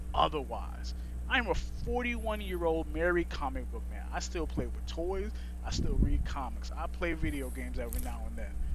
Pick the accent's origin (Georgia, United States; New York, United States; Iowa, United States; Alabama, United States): New York, United States; I grew up in New York.